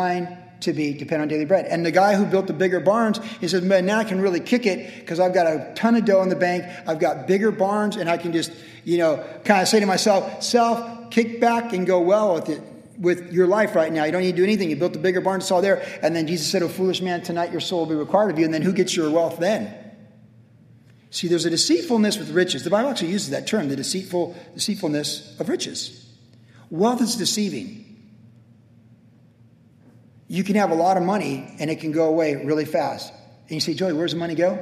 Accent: Vista, California, United States; growing up in Vista

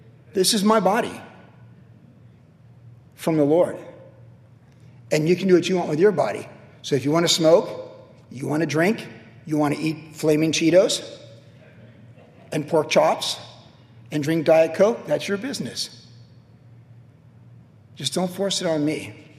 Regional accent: United States; I am a Christian first, but I am an American citizen second.

